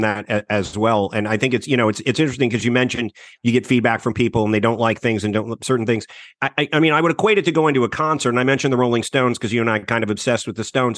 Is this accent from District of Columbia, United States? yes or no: yes; Washington, District of Columbia, United States; I grew up in the Washington, D C area